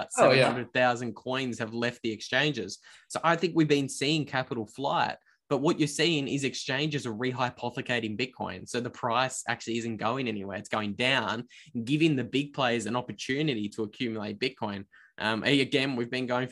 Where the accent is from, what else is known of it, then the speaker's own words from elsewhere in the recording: Australia; accent: Australian; my Australian accent